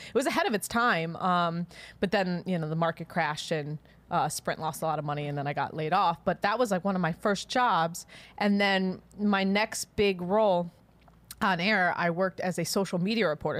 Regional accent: Chicago, Illinois, United States; I'm from Chicago. I grew up during the Jordan era

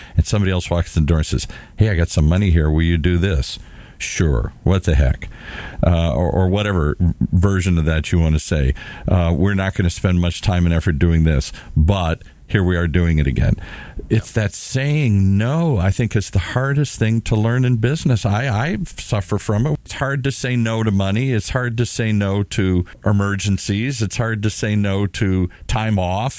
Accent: Detroit, Michigan, United States; also born or lived in Minnesota; Detroit, where I spent most of my youth uh, after we moved from Minnesota

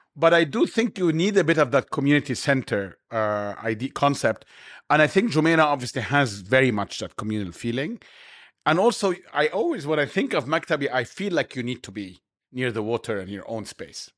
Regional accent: Cairo, Cairo Governorate, Egypt; now in Dubai, United Arab Emirates; I grew up in Cairo

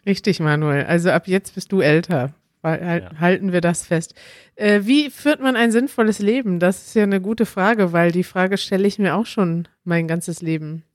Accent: Germany; als Deutscher

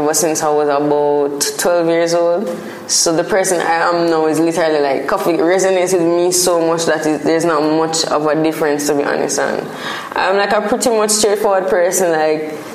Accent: Spanish Town, Saint Catherine, Jamaica; Growing up in Spanish Town was a simple, like almost a small town vibe, as opposed to like a Kingston or a city vibe

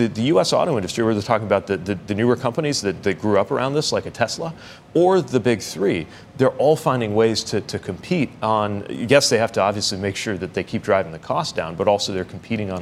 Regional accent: South Bend, Indiana, United States; a son of South Bend, Indiana. Our city was home to UAW Local 5 and UAW Local 9. I saw how the middle class of my hometown was built

